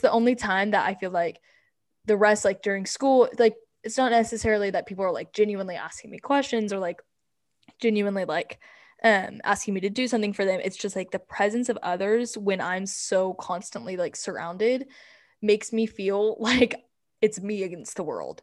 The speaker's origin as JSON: {"language": "English", "country": "United States", "said": "we're from America"}